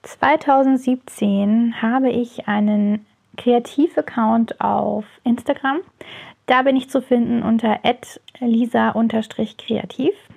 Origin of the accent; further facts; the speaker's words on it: near Heidelberg, Baden-Württemberg, Germany; ich komme aus der Nähe von Heidelberg